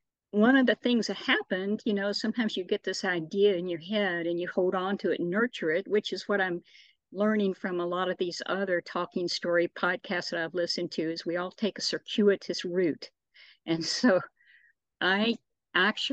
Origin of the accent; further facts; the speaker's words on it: Shelbyville, Kentucky, United States; I grew up in the small town of Shelbyville, Kentucky